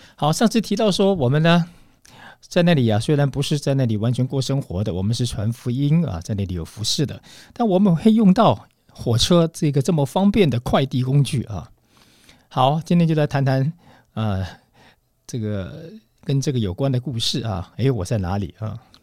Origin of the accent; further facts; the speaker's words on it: Taiwan; moved away as an adult; also born or lived in Moscow, Russia / Saint Petersburg, Russia; 我们是从台湾来的，拿到中华民国护照的